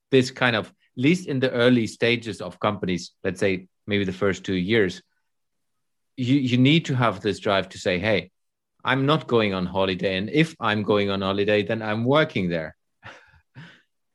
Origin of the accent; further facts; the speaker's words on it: Germany; moved away as an adult; I moved back to Germany last summer when we lived abroad for the last 6-7 years. And I'm now literally in my hometown again, meeting all my buddies from school time